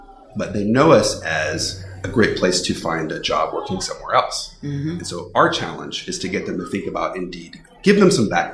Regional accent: Texas, United States; also born or lived in Bay Area, California; I am born and bred in Texas. I've spent my whole life in Texas, except for 1 year that I spent in the Bay Area.

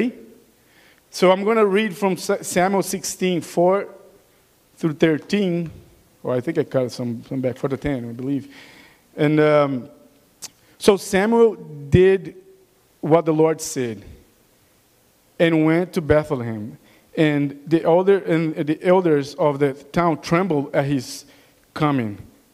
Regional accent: Brazil; accent: Brazilian; English is a second language; moved away; With my Brazilian accent

